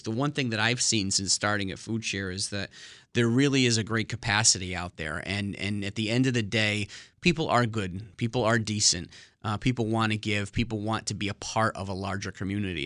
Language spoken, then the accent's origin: English; New Britain, Connecticut, United States; also born or lived in West Hartford, Connecticut; I'm from, uh, central Connecticut, born and raised in New Britain.